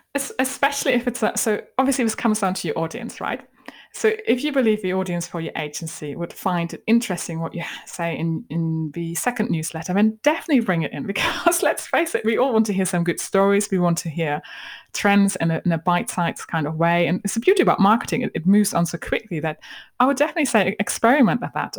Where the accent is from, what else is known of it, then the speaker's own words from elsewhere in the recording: Germany; accent: German; moved away; hide my German accent